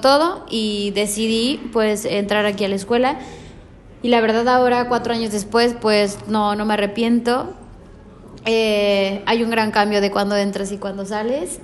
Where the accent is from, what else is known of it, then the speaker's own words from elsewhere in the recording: Mexico; moved away as an adult; now in Barcelona, Spain; Yo vengo de México, eh, me vino a hacer prácticas aquí por parte de otra universidad me gustó Barcelona, me quise quedar a vivir aquí